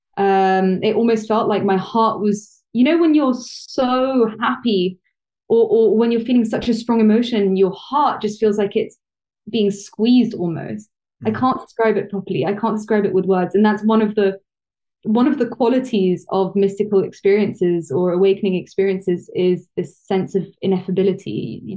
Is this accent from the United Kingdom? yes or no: yes; London, United Kingdom; I'm half Italian, half French, uh, born and raised in London, so I'm a Londoner